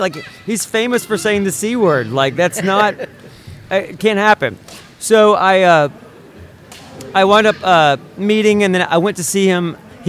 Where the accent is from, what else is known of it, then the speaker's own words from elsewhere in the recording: Tennessee, United States; moved away as an adult; now in California, United States; I'm from the South. I'm from Tennessee.